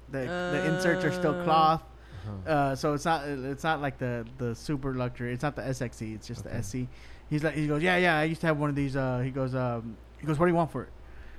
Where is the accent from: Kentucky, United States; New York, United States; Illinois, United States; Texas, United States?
Texas, United States; Corpus Christi; I grew up in Corpus, man